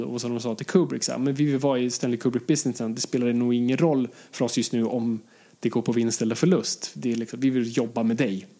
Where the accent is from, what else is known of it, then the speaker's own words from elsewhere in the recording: Sweden; jag är fortfarande svensk